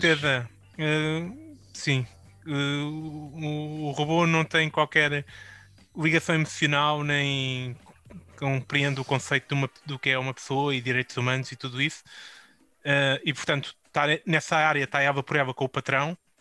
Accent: Portugal; enquanto português

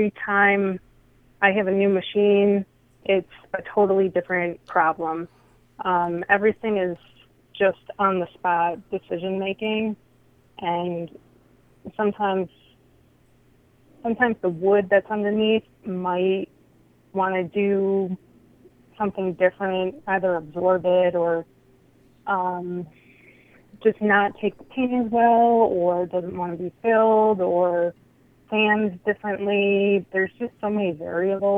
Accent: Rochester, United States; I grew up in Rochester.

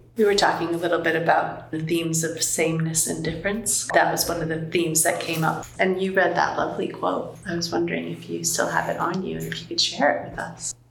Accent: United States; now in London, United Kingdom; I'm American, but I live in London

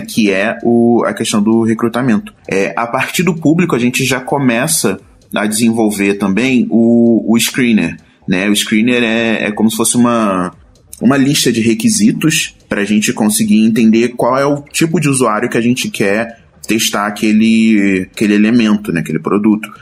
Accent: Rio de Janeiro, Brazil; moved away as an adult; now in São Paulo, Brazil; também sou carioca, que nem a Luana

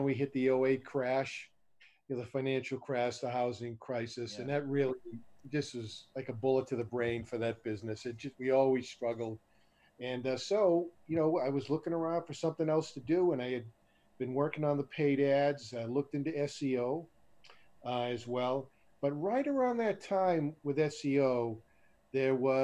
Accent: Boston, Massachusetts, United States; moved away as an adult; now in Las Vegas, United States; I'm from originally from Boston, Massachusetts, in the East Coast. I moved out to Las Vegas in December of 2002.

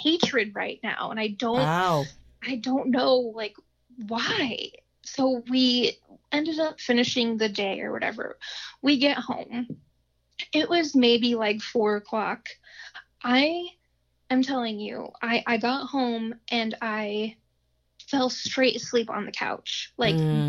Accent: Findlay, Ohio, United States; moved away as an adult; now in Dayton, United States; We ended up moving down to the Dayton area because we're originally from Findlay

